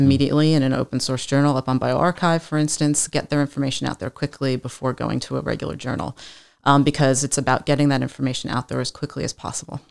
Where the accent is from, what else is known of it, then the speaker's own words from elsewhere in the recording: East Coast, United States; moved away; I was born and raised on the East Coast